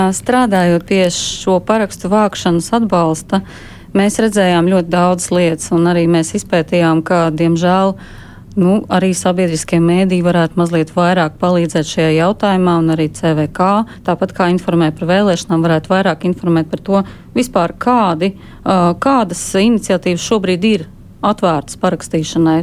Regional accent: Latvia; Es esmu dzimusi Latvijā, visu savu mūžu esmu nodzīvojis Latvijā tieši tāpat kā mani senči.

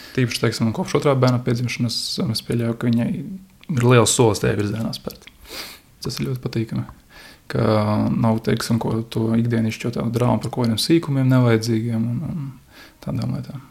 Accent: Daugavpils, Latgale, Latvia; moved away as an adult; now in Riga, Latvia; Es bērnību dzīvoju Dārgopelī, bet privātu mājā

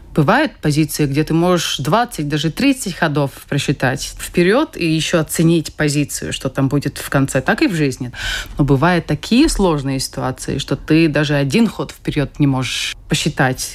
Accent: Kuldīga, Kuldīga Municipality, Latvia; я сама из Кулдыги, я занималась шахматами

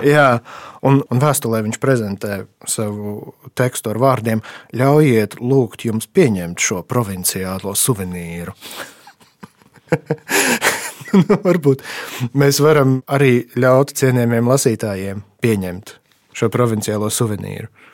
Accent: Rēzekne, Latgale, Latvia; es līdzīgi kā Dabičins bērnībā no Rēzaknes aizbraucu uz Daugaupili pirmo reizi

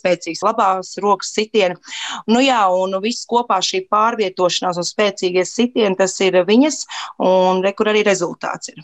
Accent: Latvia; mēs no Latvijas esam ļoti maza valsts

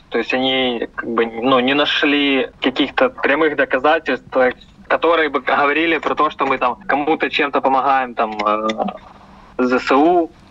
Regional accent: Ukraine; Ну, знаете, мне, наверное, будет казаться то, что я украинец

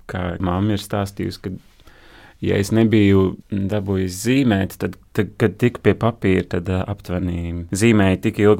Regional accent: Uzvara, Bauska Municipality, Latvia; Es esmu no Bauskas puses, no ciemata uzvara, kas bija kādreiz kolhos uzvara, slavens kolhos. Ciemata centrā bija būrs ar diviem lāčiem.

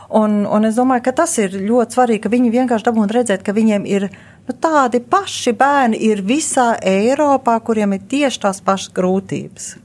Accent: England, United Kingdom; Latvian is a second language; Jānis atbrauc no Zviedrijas, viņš arī kļūdaini runā, un es esmu no Anglijas, un man arī ir kļūdas

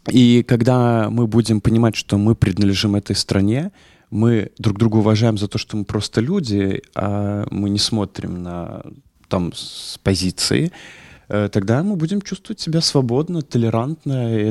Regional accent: Latvia; и как мы, мы из Латвии

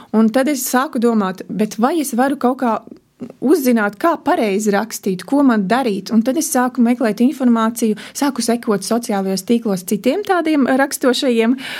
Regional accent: Ezernieki, Latgale, Latvia; now in Riga area, Latvia; ezernieki, kas ir ezernieku pagastā, un tad, kad es piedzimu, tas bija Krāslavas rajons

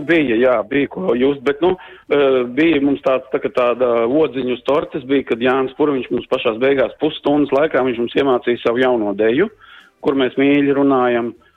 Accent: Brocēni, Saldus Municipality, Latvia; moved away as an adult; now in Ireland; es no Sauta, no Brocēniem esmu, es tur mm -hmm. visu mhm. mūžu dejoju kādreiz, kamēr, kamēr biju Latvijā

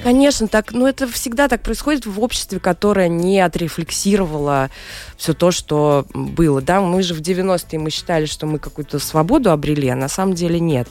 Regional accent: Moscow, Russia; moved away as an adult; also born or lived in London; я русская, я из России, я родилась в Москве, прожила там всю жизнь

